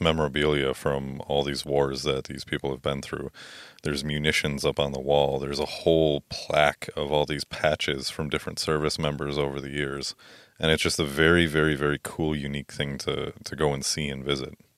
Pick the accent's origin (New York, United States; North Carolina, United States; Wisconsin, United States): Wisconsin, United States; Merrill; I'm from Merrill